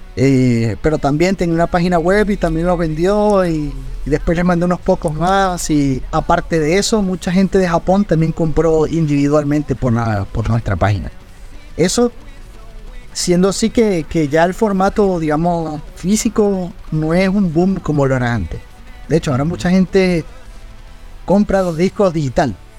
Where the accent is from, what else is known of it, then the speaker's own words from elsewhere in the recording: Venezuela; mi sangre y de mi tierra